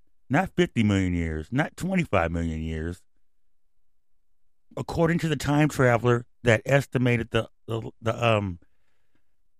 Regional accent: Hayward, California, United States; I'm from the Bay Area. I'm from Hayward. I'm from everywhere in the Bay Area

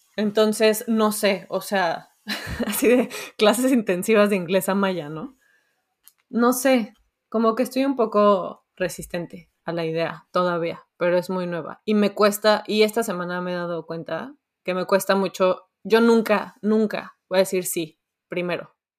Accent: Mexico; moved away; yo soy mexicana y, soy mexicana intensa, mamá intensa.

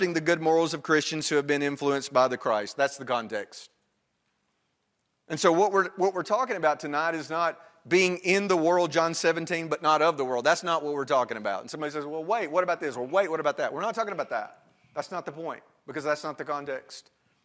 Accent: Northwest Alabama, United States; now in Virginia, United States; I am from Northwest Alabama

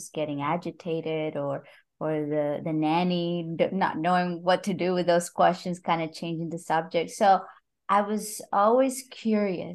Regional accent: Costa Rica; English is a second language; moved away; also born or lived in Brazil; I'm from Costa Rica, but you know, my English was decent enough

